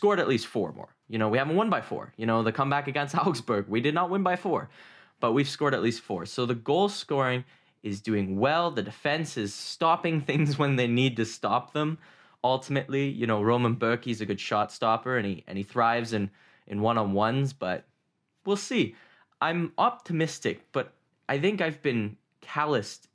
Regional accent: Canada; being a Canadian that's never been to a true football match

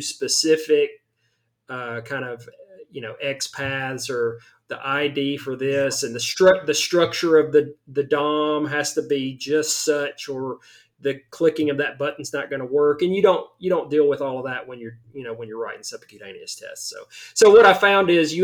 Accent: the South, United States; I am very much from the South.

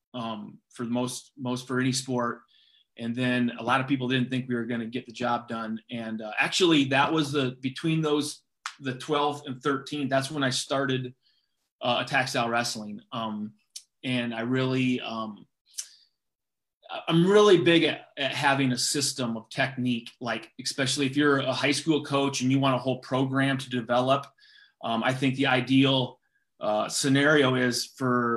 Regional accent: Gilbertville, Iowa, United States; I grew up in Gilbertville, Iowa, right near Waterloo

